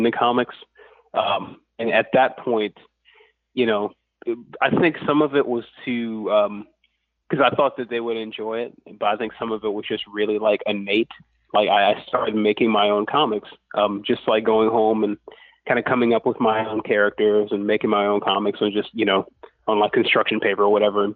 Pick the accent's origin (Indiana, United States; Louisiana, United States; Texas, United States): Louisiana, United States; Lafayette; I'm from Lafayette, Louisiana